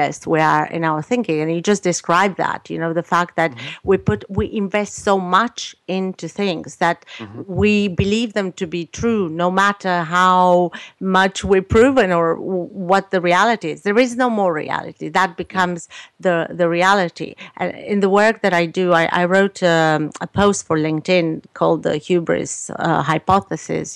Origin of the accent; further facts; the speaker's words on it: Romania; moved away as an adult; now in Canada; I was born in Romania, so I lived in a communist country.